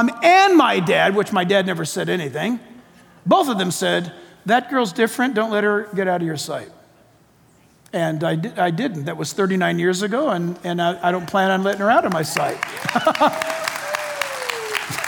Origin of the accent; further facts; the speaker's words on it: San Diego, California, United States; Shadow Mountain Church in my hometown, San Diego.